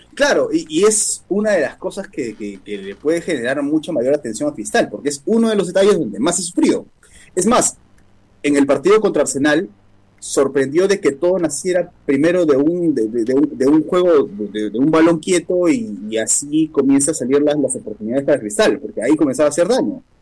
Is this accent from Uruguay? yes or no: no; Peru; Como peruanos metemos ese escenario